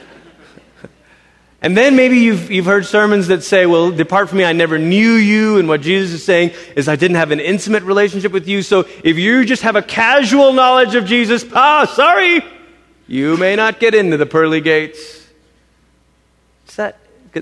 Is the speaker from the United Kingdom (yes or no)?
no; Malaysia; as a kid growing up in Malaysia, our church